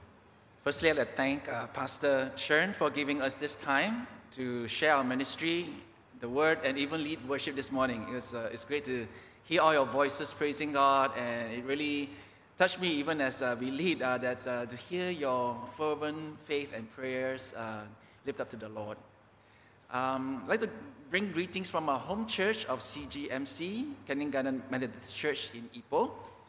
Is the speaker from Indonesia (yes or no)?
yes; Papua, Indonesia; So we are from Papua, Indonesia.